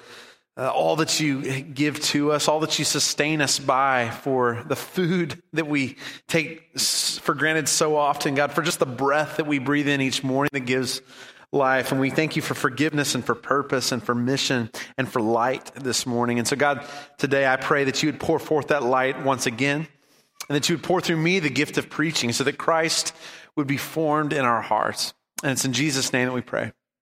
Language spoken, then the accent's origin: English; California, United States; We grew up in California for a lot of my growing up years